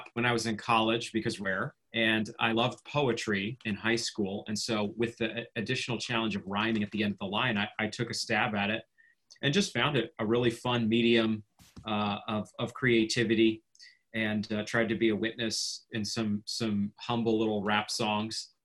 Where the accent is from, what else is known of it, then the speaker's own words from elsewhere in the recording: Maine, United States; now in Kansas City, United States; I'm originally from Maine.